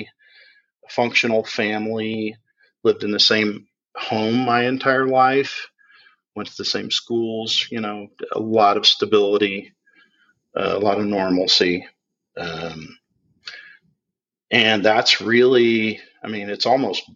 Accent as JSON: {"language": "English", "town": "Indianapolis", "region": "Indiana", "country": "United States", "tie": "born or raised there", "said": "I was born in November of 67 in Indianapolis. And I grew up in a family of four children"}